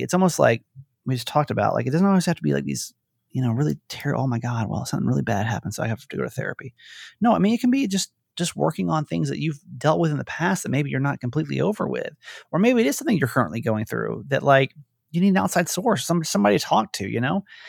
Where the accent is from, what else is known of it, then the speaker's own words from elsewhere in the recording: Georgia, United States; I grew up in Georgia, right? Conservative